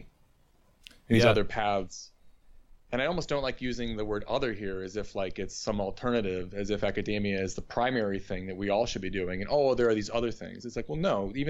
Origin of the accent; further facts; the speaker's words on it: Northeast, United States; moved away as an adult; also born or lived in Bloomington, Indiana; now in Hanover, United States; I'm from the Northeast